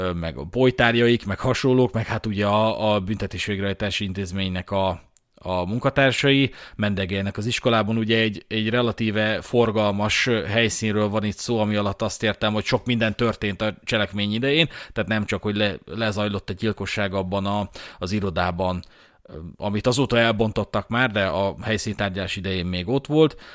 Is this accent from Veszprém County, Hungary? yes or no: no; Budapest, Hungary; budapesti vagyok